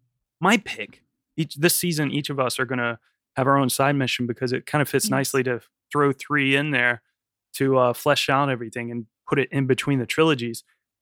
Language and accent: English; United States; moved away as an adult; now in London, United Kingdom; even as like an American person, when I first saw it, it just like, it made so much sense. It's so funny. It's just weird and strange. And then when I moved to London